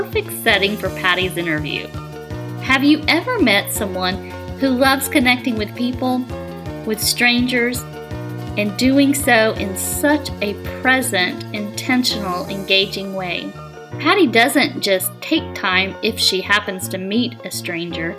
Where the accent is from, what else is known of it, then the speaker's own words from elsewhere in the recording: Atlanta, Georgia, United States; Atlanta's just incredible. I love it. I'm a native.